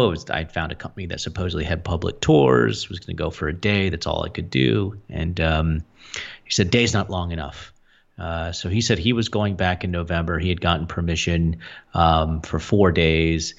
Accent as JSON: {"language": "English", "area": "near Three Mile Island", "region": "Pennsylvania", "country": "United States", "tie": "born or raised there", "said": "I grew up near Three Mile Island in Pennsylvania"}